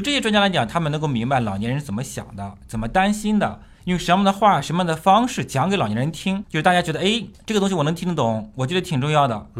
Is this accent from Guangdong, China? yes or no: no; Shandong, China; moved away as an adult; now in Shenzhen, China; 深圳距离我们山东老家离得太远了